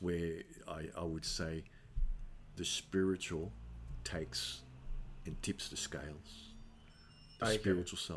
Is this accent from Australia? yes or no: yes; Australia; also born or lived in Naples, Italy; I was born in Australia